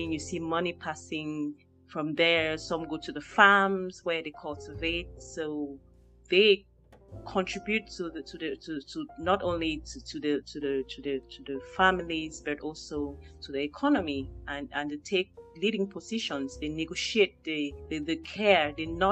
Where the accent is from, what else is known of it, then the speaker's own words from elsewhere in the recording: Cameroon; moved away; growing up in Cameroon